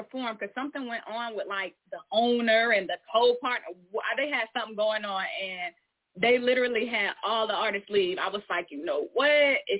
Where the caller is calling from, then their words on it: Atlanta, Georgia, United States; Yes, I am tapping in from Georgia, and if I tell y'all the city, y'all ain't gonna know it, so I ain't gonna let y'all do me like that. So we gonna say Atlanta.